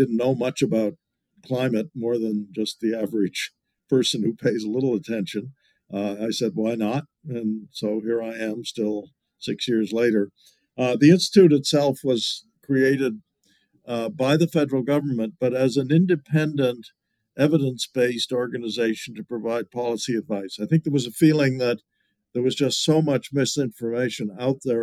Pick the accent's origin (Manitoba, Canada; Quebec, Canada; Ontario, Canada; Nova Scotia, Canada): Nova Scotia, Canada; Annapolis Royal; moved away as an adult; also born or lived in Halifax / United States; I was born in Halifax, grew up in Annapolis Royal